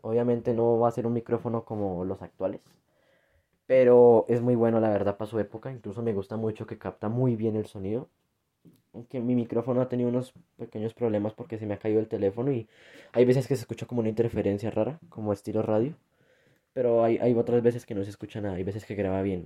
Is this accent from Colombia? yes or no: yes; Colombia; now in Bogotá, Colombia; Aquí en mi país